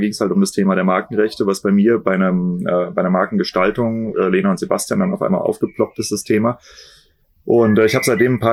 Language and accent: German; Kiel, Schleswig-Holstein, Germany